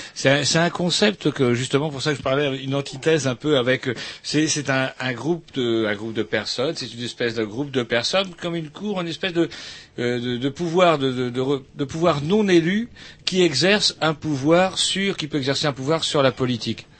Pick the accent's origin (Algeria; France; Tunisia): France; en tant que, Français